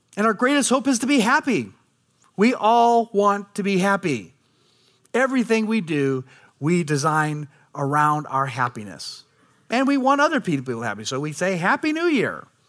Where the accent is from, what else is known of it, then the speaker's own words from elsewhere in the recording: United States; as American people